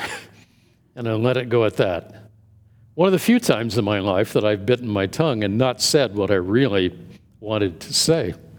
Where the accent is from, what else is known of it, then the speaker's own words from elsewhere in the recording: Indianapolis, Indiana, United States; moved away as an adult; also born or lived in Dallas, Texas; My wife and I moved from Dallas back to, uh, the Indianapolis area, our, to our hometown